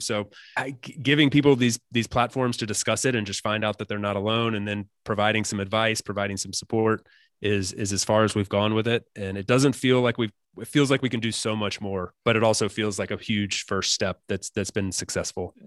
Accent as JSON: {"language": "English", "country": "United States", "said": "as an American"}